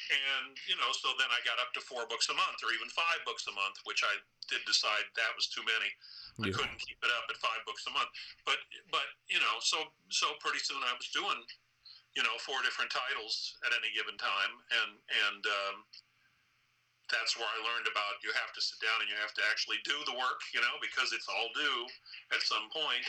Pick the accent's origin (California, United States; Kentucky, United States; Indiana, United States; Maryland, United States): Indiana, United States; moved away as an adult; also born or lived in New York City; I'm from Indiana